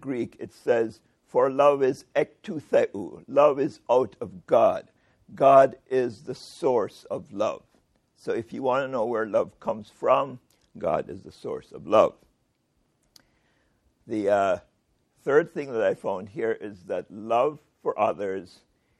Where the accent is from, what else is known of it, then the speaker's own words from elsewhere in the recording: Jamaica; I am a Jamaican